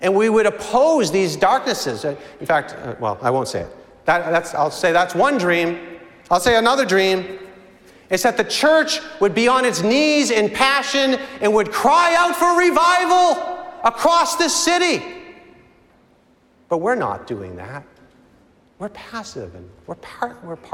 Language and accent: English; Reading, Massachusetts, United States; moved away; I grew up in Reading, Massachusetts